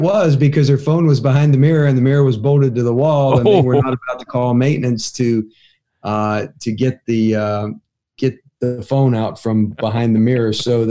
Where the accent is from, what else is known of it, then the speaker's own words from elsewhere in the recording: Ohio, United States; moved away; I grew up on Pepsi.